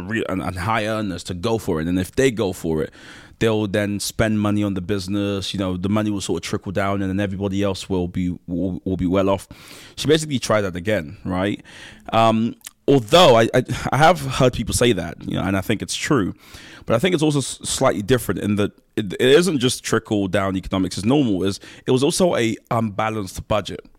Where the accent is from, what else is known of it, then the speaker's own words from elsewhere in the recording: London, United Kingdom; also born or lived in Nigeria / Kent / Manchester; I'm also from South East London. That's where I grew up